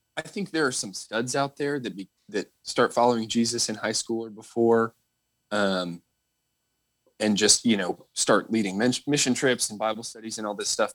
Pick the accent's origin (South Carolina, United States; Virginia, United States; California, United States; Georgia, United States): Virginia, United States; Northern; I grew up in Northern Virginia